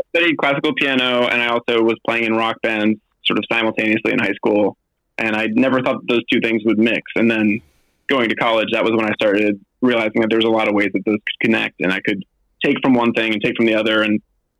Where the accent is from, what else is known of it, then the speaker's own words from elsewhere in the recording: Berkeley, Massachusetts, United States; also born or lived in Newport, Rhode Island; I grew up in southeastern Massachusetts. I was born in Newport, Rhode Island, and then I lived in this town called Berkeley, Massachusetts until I went to college.